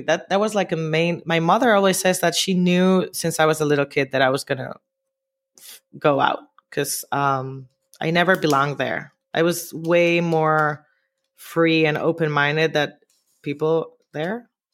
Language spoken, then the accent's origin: English; Santo Domingo, Distrito Nacional, Dominican Republic; moved away as an adult; also born or lived in New York; now in Barcelona, Spain; I grew up in Dominican Republic, specifically in Santo Domingo, the capital